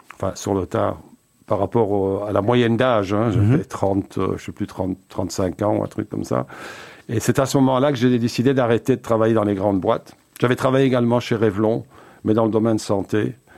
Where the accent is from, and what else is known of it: Braine-l'Alleud, Wallonia, Belgium; born or raised there; also born or lived in Uccle / Antwerp